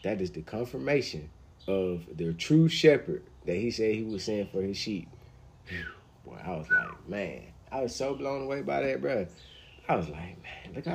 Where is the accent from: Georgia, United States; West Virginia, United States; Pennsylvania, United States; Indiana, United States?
Georgia, United States; Atlanta; I'm from Atlanta